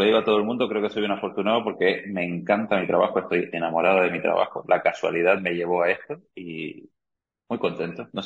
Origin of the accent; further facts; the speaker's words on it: Argentina; now in Canary Islands, Spain; soy argentino de origen, que este año cumplí 19 años viviendo aquí en, Canarias